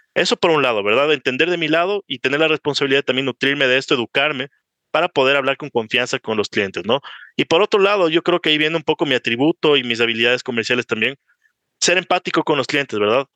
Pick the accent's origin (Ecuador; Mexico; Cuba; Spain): Ecuador; also born or lived in Miami; tengo 27 años, soy ecuatoriano